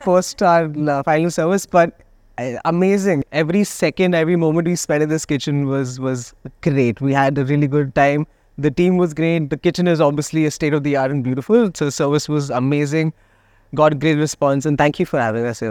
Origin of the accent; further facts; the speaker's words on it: Delhi, India; now in Goa, India; I am from Delhi.